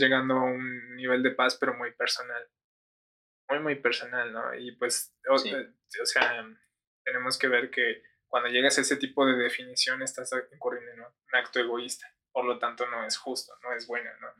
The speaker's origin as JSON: {"language": "Spanish", "area": "San Mateo Zacatipa", "region": "State of Mexico", "country": "Mexico", "said": "yo que soy de San Mateo Zacatipa no tengo las mismas necesidades que las del centro de Toluca"}